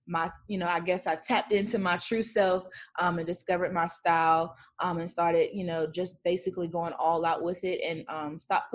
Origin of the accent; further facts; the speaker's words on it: Gates County, North Carolina, United States; now in Charlotte, United States; I'm from Gates County, North Carolina